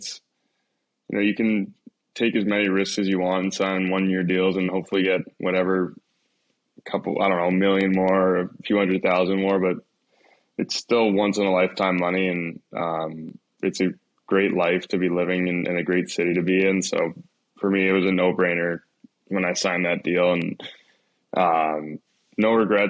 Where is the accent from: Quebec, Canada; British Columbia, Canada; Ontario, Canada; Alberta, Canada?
Ontario, Canada; Toronto; Negative, I'm from Toronto, but I'd probably say the weather and how dark it gets here so quickly.